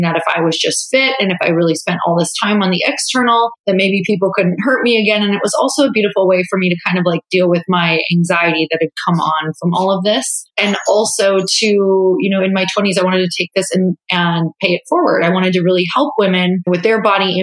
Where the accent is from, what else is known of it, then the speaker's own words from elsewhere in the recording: Upper Michigan, United States; moved away as an adult; now in California, United States; I was raised in a really religious family in a really small town. And so I'm from Upper Michigan, tiny town